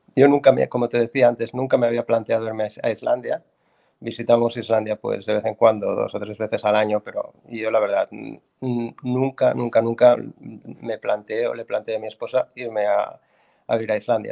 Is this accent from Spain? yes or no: yes; Barcelona, Catalonia, Spain; moved away as an adult; now in Iceland; yo eh, soy español, catalán, nací en Barcelona, Barcelona ciudad